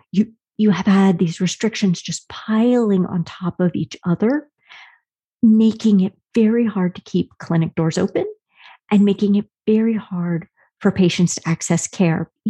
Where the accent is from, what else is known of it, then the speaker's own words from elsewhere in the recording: Wyoming, United States; my home state, Wyoming.